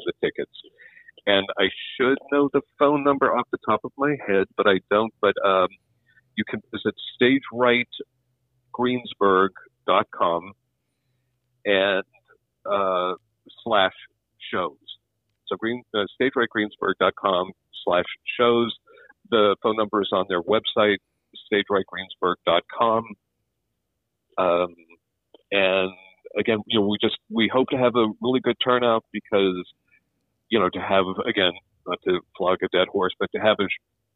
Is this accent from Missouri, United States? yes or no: no; Somerset, Pennsylvania, United States; I grew up in Somerset, so all my friends you know, in the air, in the Laurel Highlands